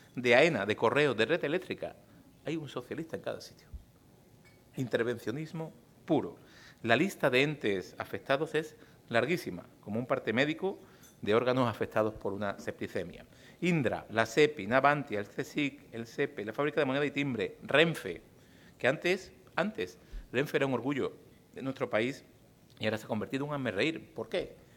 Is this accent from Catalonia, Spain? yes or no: no; Andalusia, Spain; en mi tierra, en Andalucía